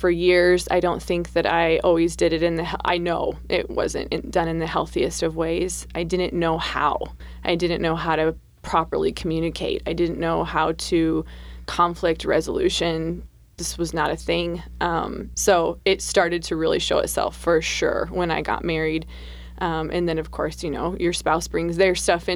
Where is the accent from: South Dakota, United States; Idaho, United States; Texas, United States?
South Dakota, United States; I was born and raised in South Dakota